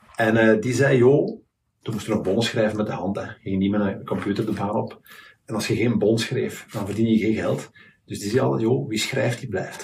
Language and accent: Dutch; Leuven, Flanders, Belgium; moved away; Ik ben van Leuven afkomstig